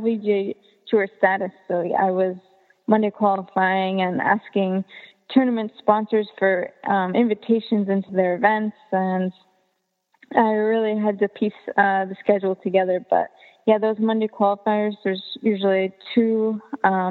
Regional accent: Canada; growing up in Canada

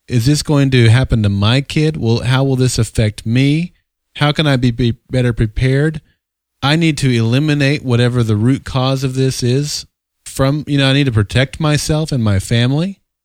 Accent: Oklahoma, United States; every young child growing up in Oklahoma, we lived in a trailer park

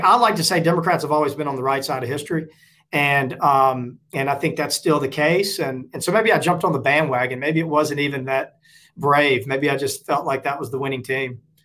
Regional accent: Forest, Mississippi, United States; I went to Mississippi State, uh, pretty conservative school, but a great school in a great state and a great hometown of Forest, Mississippi

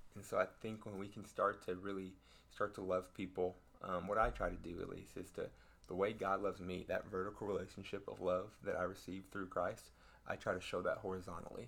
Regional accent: Denton, Texas, United States; I grew up in Denton, Texas

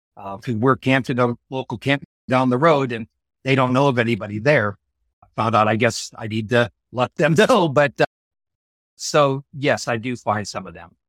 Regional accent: Iowa, United States; moved away; I actually grew up about a half an hour from where we're currently

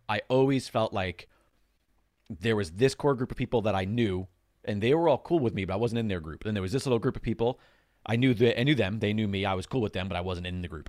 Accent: Long Island, New York, United States; growing up on Long Island

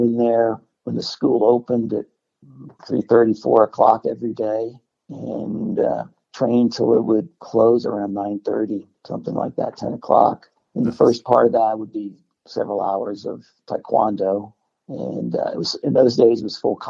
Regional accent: New Jersey, United States; moved away; I grew up in New Jersey

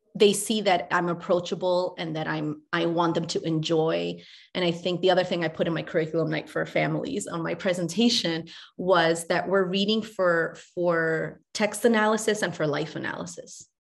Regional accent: New York City, New York, United States; also born or lived in Chile; I moved to New York with my mom when I was five from Chile

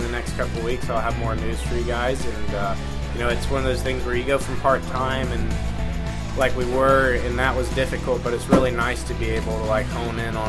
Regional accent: United States; I am American

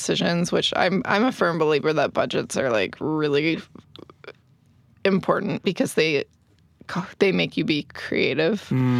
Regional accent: Orange County, California, United States; moved away as an adult; now in Salt Lake City, United States; I grew up in Orange County, California. I'm not originally from Salt Lake

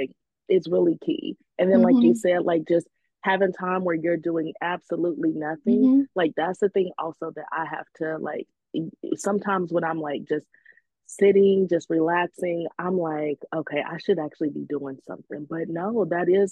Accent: Indiana, United States; moved away as an adult; now in Los Angeles, United States; I'm originally from Indiana. Mm-hmm. I moved

